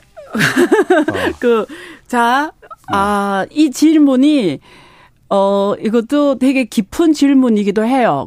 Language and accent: Korean; China; now in South Korea; 제가 중국 국적자라고